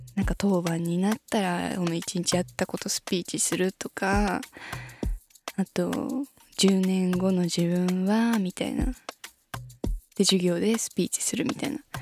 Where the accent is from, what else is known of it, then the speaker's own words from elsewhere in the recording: Shizuoka, Japan; ちなみに私は静岡市出身なので